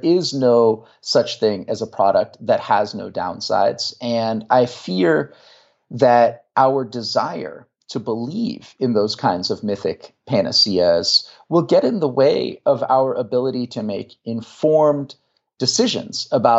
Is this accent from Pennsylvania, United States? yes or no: no; Marin County, California, United States; now in Virginia, United States; I grew up in Marin County.